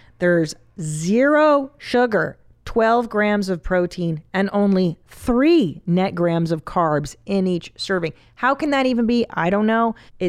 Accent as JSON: {"language": "English", "town": "Los Angeles", "region": "California", "country": "United States", "tie": "born or raised there", "said": "I grew up on Loveline and in LA, it was a staple of my existence."}